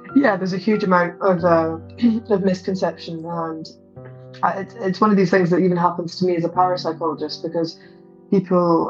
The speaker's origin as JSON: {"language": "English", "town": "Livingston", "region": "Scotland", "country": "United Kingdom", "tie": "born or raised there", "also_born_or_lived": "Scottish Borders", "said": "I grew up partly between uh, Mid Calder and Livingston, where I'm originally from, and also a caravan park in the borders."}